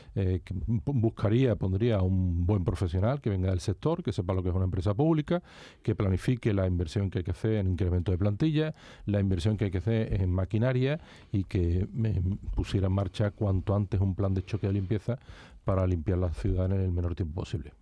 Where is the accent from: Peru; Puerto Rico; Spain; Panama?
Spain; Seville, Andalusia; also born or lived in Tomares; he vivido en la ciudad, nací por supuesto, no me fui de Sevilla hasta que me casé